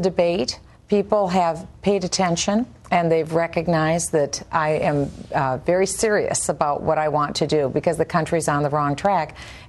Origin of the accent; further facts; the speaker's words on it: Iowa, United States; I was born in Iowa